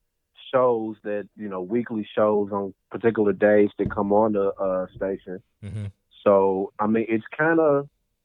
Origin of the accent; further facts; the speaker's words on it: United States; I'm from Victory Park